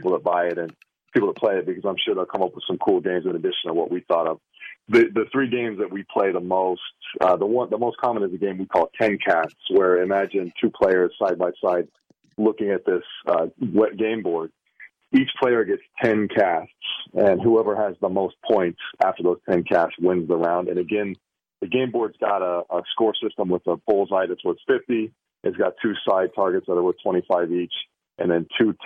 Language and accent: English; Wyoming, United States; I grew up in Wyoming fishing in the Uinta Mountains